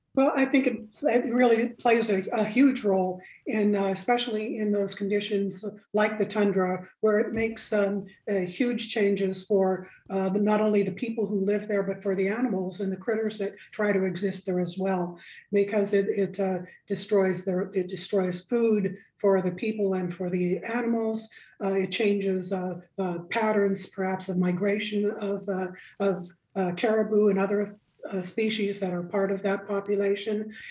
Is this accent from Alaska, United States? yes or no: yes; Nome, Alaska, United States; I am in fact an Inupiaq elder, born and raised in Nome